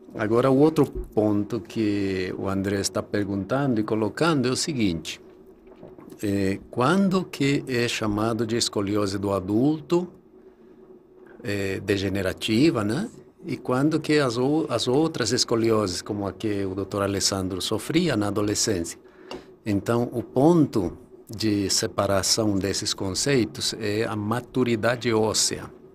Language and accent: Portuguese; Bolivia; moved away as an adult; also born or lived in Rio de Janeiro, Brazil; now in Brazil; eu nasci na Bolívia